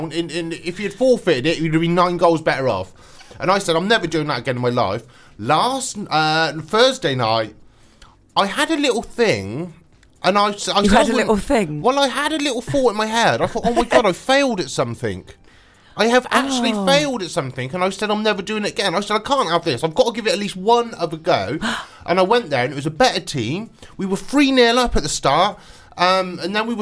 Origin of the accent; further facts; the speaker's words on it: Swindon, South West England, United Kingdom; born or raised there